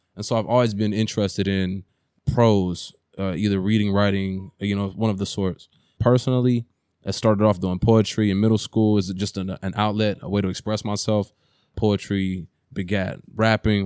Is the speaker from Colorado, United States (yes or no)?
no; Oakland, California, United States; growing up in East Oakland